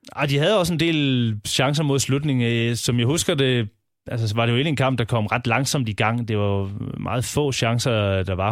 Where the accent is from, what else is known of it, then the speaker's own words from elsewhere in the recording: Southern Jutland, Southern Denmark, Denmark; jeg er fra Sønderjylland